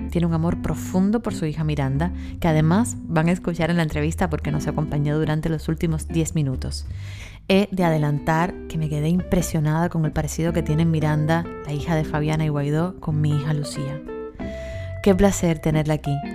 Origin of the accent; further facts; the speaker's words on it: Cuba; yo, que soy cubana